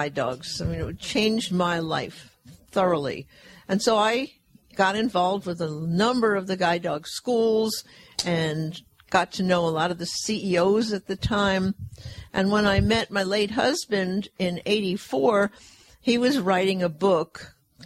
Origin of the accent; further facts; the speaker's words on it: Fresno, California, United States; my hometown of Fresno